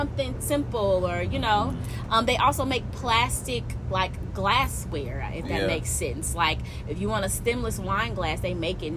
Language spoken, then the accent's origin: English; Alabama, United States; I'm from Alabama, so I'm very, very, very, very Southern